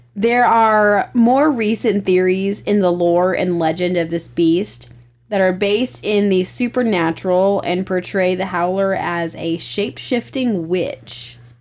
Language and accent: English; the mountains in Virginia, United States; I'm from the mountains in Virginia